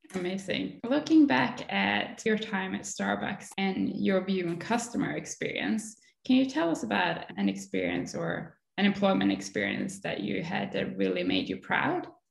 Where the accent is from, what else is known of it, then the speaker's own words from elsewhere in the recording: Sweden; both of us grew up in a very cold place.